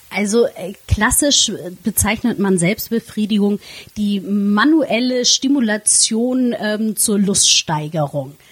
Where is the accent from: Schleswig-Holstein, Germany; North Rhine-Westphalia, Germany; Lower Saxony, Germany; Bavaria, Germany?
Schleswig-Holstein, Germany; Flensburg; da ich ähm, gebürtige Flensburgerin bin